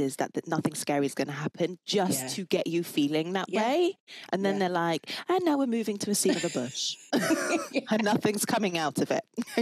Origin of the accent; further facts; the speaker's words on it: England, United Kingdom; I'm so English.